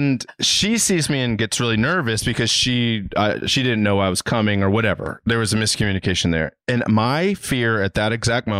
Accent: Reisterstown, Maryland, United States; now in Los Angeles, United States; I'm from Reisterstown, Maryland, which is a smaller town near the Styx.

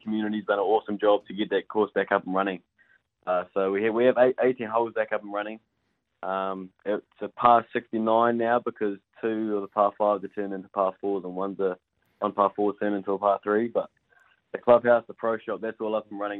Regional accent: Hawke's Bay, New Zealand; in my hometown

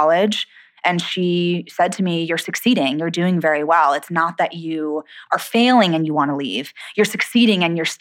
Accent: San Diego, California, United States; moved away as an adult; also born or lived in Boston / Los Angeles; I grew up in San Diego, and I did theater as a kid in the summers

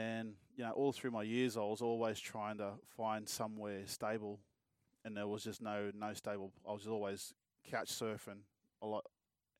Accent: Melbourne, Victoria, Australia; also born or lived in Bourke, New South Wales; I was born in Melbourne and went to school there for a bit, and then it was just back and forth. My mum's from Bourke, actually, so a small town out west. And, yeah, we'll back and forth between Bourke and Melbourne

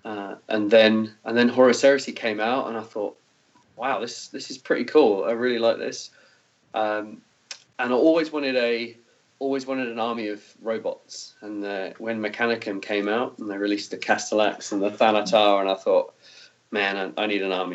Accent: Peterborough, East of England, United Kingdom; moved away as an adult; also born or lived in New Zealand; I live in a place called Peterborough, which is in England, which is fairly close to Cambridge

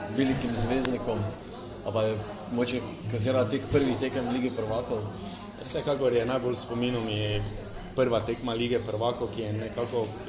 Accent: Maribor, Drava, Slovenia; kot Mariborčan

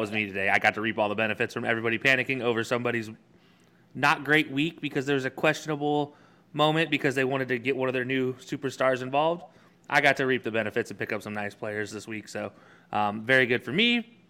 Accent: Alabama, United States; growing up in Alabama

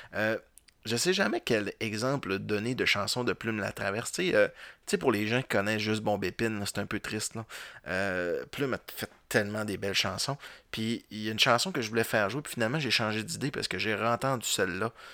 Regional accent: Roberval, Quebec, Canada; je viens de Robertval

